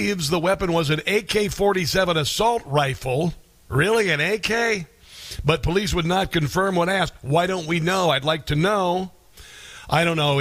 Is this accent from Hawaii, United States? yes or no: no; Omaha, Nebraska, United States; Omaha, Nebraska, my hometown